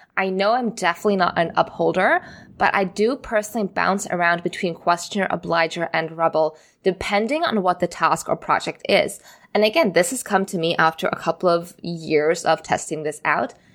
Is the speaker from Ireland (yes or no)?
no; Singapore; moved away as an adult; also born or lived in Amsterdam; I grew up in Singapore, And I went through the local school system